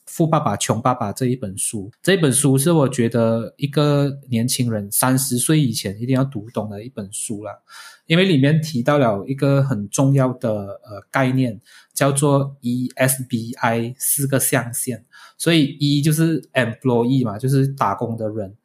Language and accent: Chinese; Malaysia; 我们是马来西亚人的一份子